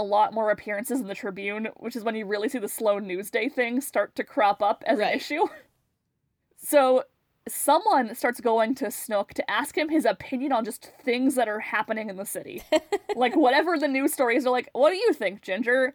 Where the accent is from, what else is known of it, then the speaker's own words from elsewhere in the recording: Morris, Manitoba, Canada; my hometown, Morris, Manitoba